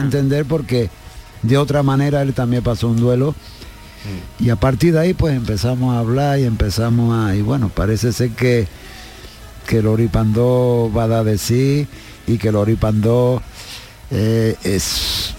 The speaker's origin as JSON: {"language": "Spanish", "town": "Jerez de la Frontera", "region": "Andalusia", "country": "Spain", "said": "en mi tierra, en el Festival del Tío Pepe"}